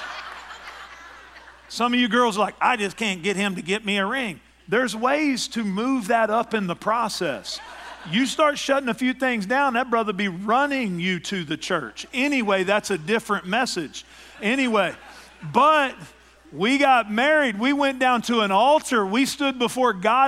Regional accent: East Texas, United States; my hometown in East Texas

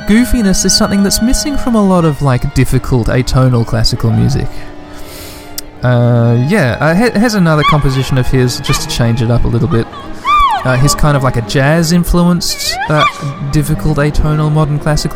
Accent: Western Australia, Australia; 2 million is the population of Western Australia, my home state

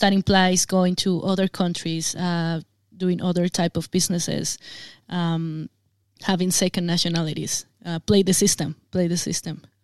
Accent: Colombia; I come from Colombia, um, I mean, we have to deal with guerrillas for many years

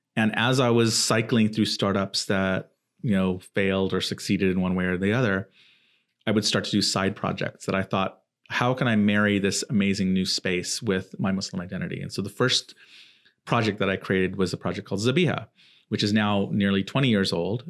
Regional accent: Southern California, United States; also born or lived in Silicon Valley; I was growing up in Southern California.

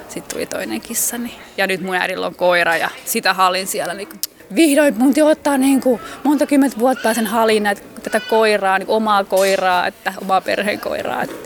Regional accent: Finland; mä oon Suomesta

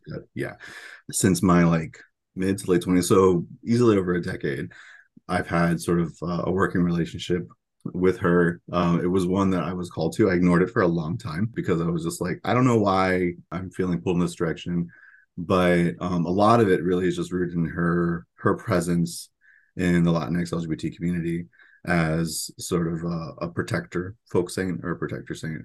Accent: central Florida, United States; moved away as an adult; also born or lived in Miami, Florida / Orlando, Florida; And my parents moved to, uh, to more central Florida, moved into the swamps. And so my middle school, high school, and when I would come home during college experiences was very firmly in the swamp.

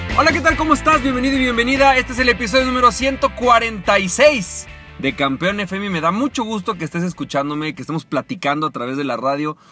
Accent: Mexico; de México que es mi país natal

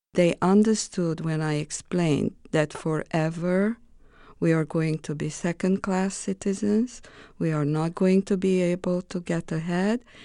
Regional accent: Romania; English is a second language; moved away as an adult; also born or lived in Greece; now in United States

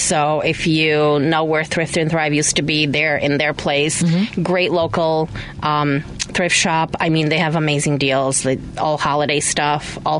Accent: Chicago, Illinois, United States; also born or lived in Bulgaria; So my family is from Bulgaria, but we moved to Chicago in 1998, and we used to live in Jefferson Park, right by, like, Higgins and Lawrence

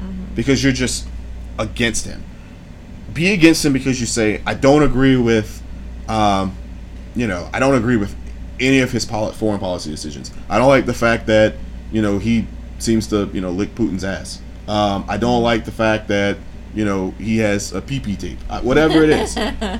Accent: the South, United States; I was born in the South

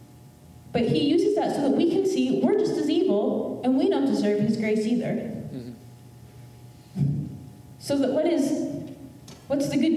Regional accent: United States; Being born in the United States

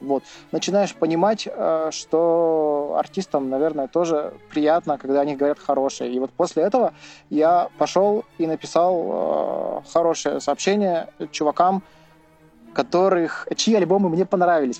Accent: Verkhnyaya Pyshma, Sverdlovsk Oblast, Russia; я из Верхней Пушны

